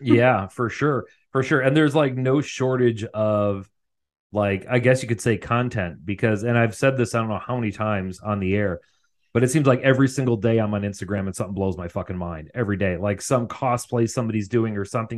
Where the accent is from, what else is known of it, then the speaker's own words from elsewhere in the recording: Illinois, United States; having grown up in Illinois